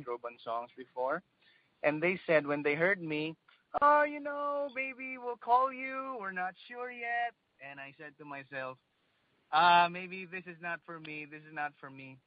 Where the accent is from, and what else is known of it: Philippines